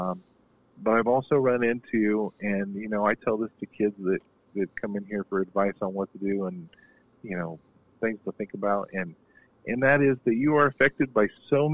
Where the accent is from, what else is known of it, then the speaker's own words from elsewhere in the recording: Kokomo, Indiana, United States; I'm from Kokomo, where we have a lot of Purdue fans.